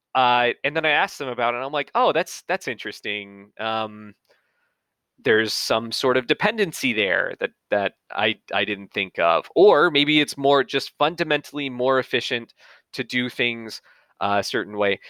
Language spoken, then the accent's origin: English; Atlanta, Georgia, United States; I'm from Atlanta, I'm from the Southeast